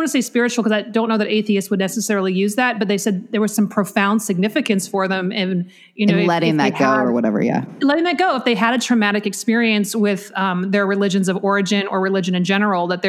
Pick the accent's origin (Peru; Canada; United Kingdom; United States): United States; Beaverton, Oregon; I grew up in Beaverton, Oregon.